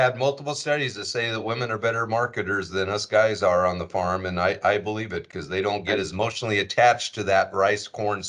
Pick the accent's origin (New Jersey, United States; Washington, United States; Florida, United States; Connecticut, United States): Washington, United States; moved away; I grew up in Washington State